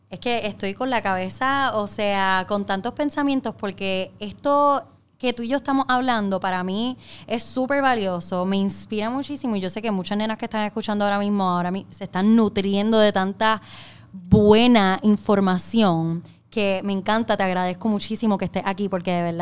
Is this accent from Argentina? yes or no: no; Trujillo Alto, Puerto Rico; Pero soy de Trujillo Alto